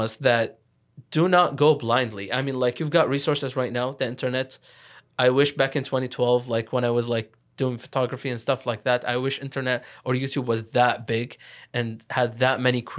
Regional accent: Lebanon; moved away; I went into university pretty late, again, like, because I came from Lebanon.

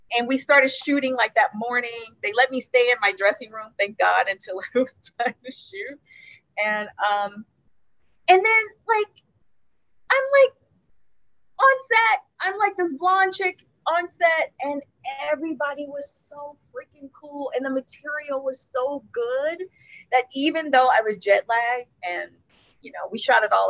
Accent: Cincinnati, Ohio, United States; I'm from Cincinnati

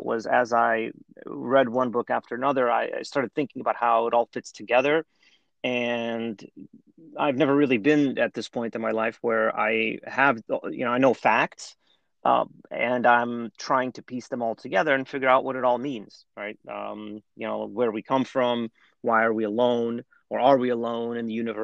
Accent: New York, United States; moved away as an adult; also born or lived in Russia; Like many Russian Jews of my generation, I grew up in New York

